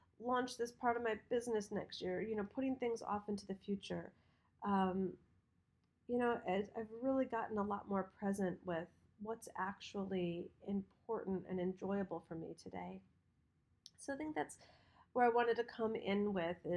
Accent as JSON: {"language": "English", "region": "Michigan", "country": "United States", "tie": "born or raised there", "said": "when we grew up in Michigan"}